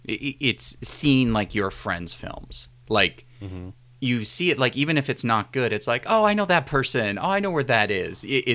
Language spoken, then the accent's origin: English; New Orleans, Louisiana, United States; I'm from New Orleans.